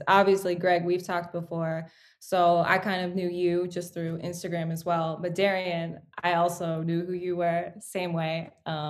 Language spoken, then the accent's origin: English; Toronto, Ontario, Canada; I was born in Toronto into a musical family